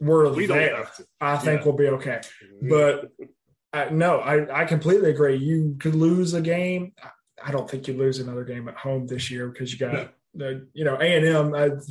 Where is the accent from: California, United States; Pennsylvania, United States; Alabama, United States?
Alabama, United States; Birmingham; We grew up in Birmingham.